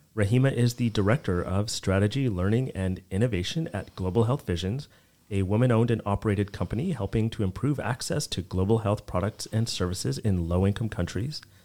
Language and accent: English; Edmonton, Alberta, Canada; also born or lived in Vancouver / Washington, D.C.; now in Toronto, Canada; I grew up in Canada, I grew up in Edmonton, and in Alberta